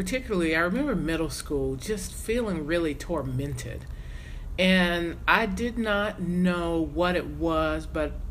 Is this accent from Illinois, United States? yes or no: no; South Carolina, United States; I was a kid growing up in South Carolina